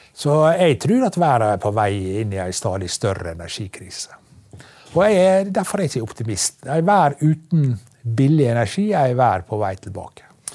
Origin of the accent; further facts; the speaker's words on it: Ørsta, Møre og Romsdal, Norway; hjemme i Ørsta, i Vartdal, der er lakseoppdrett